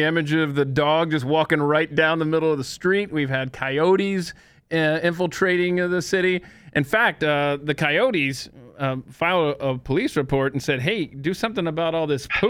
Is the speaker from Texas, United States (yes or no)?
no; Georgia, United States; We also, in the state of Georgia, my home state where I was born and raised, that we also gave you Jimmy Carter.